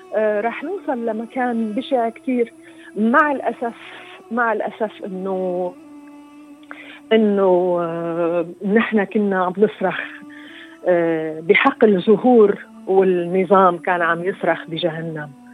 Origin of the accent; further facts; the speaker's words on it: Syria; واجبي كسوريه